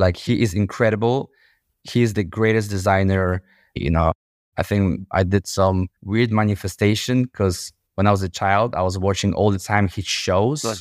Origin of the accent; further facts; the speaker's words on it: Łódź, Łódź Voivodeship, Poland; moved away as an adult; now in London, United Kingdom; I was born in Poland, in the city called Łódź. I was raised in one of the most dangerous and poorest neighborhoods